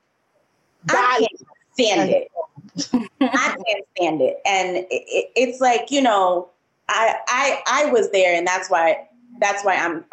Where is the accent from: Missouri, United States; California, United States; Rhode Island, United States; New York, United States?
New York, United States; New York City; I'm from the Bronx. Yes, I was born and raised in New York, the Bronx.